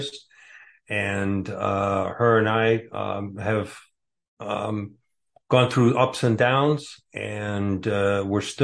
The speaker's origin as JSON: {"language": "English", "town": "Warren", "region": "Michigan", "country": "United States", "tie": "born or raised there", "also_born_or_lived": "Bordeaux, France", "moved": "yes", "lives_now": "Cave Creek, United States", "said": "I grew up in a town called Warren, Michigan. It's a state. Originally, I was born in Bordeaux, France"}